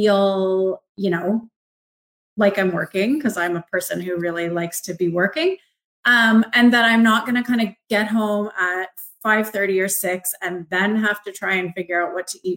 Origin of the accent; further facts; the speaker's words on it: Markham, Ontario, Canada; moved away; I grew up in Markham, which is a suburb of Toronto.